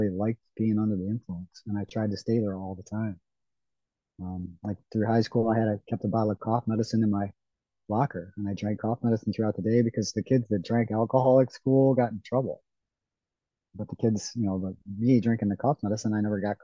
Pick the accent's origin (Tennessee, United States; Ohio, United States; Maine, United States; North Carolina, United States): Ohio, United States; I grew up in Ohio, up on the coast of Lake Erie